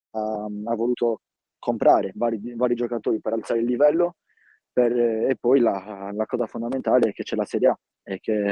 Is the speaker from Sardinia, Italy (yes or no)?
yes; Villasor, Sardinia, Italy; Quindi da subito ho iniziato fin da 4 anni e mezzo a giocare a calcio 11 nel mio paese, Villasor.